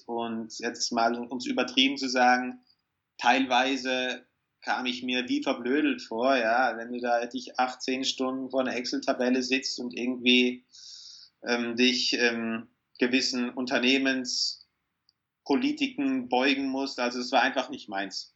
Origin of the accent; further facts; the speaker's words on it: South Tyrol, Trentino-Alto Adige, Italy; Typisch als Südtiroler hier in den Bergen